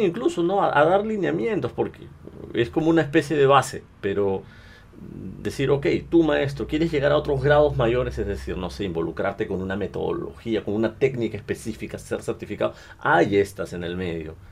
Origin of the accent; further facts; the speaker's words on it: Peru; soy cantante peruano